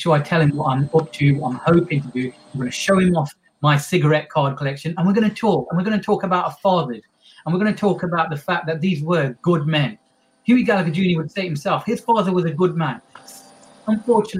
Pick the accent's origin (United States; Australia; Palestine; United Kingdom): United Kingdom; Derby, East Midlands; When I was growing up in Derby